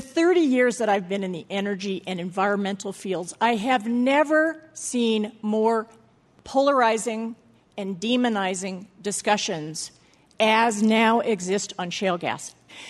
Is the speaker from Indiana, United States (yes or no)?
no; Southern California, United States; moved away; also born or lived in Massachusetts; I grew up in Southern California and couldn't stand the fact that we couldn't see the mountains from where I live.